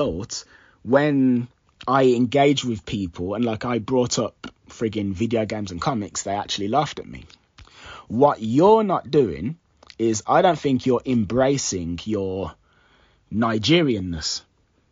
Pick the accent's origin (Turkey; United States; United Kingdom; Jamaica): Jamaica; I'm Jamaican